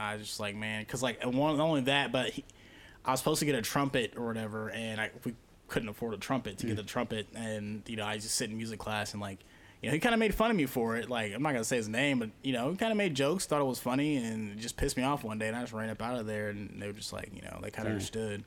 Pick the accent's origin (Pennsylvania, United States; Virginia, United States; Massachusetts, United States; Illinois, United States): Illinois, United States; Galesburg; moved away as an adult; also born or lived in Arkansas; now in Davenport, United States; Gelsburg, Illinois. Born and raised 19 years until my mom picked up and went to Arkansas.